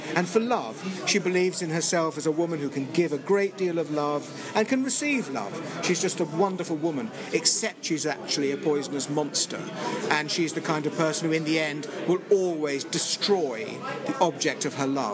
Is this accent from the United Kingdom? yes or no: yes; England, United Kingdom; moved away as an adult; now in United States; I'm still very English